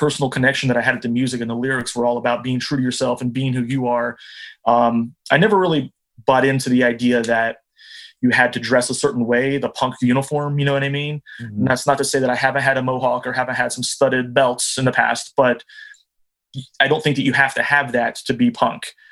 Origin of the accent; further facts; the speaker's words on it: New Jersey, United States; moved away; also born or lived in Ohio / Oregon / Kentucky / Columbus, Ohio; I was born in Jersey and spent part of my childhood growing up there, and then went to high school in Ohio